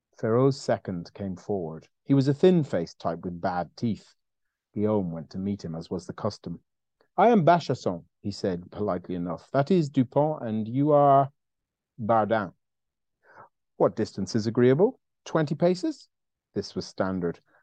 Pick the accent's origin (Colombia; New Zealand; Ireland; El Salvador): Ireland; I'm Irish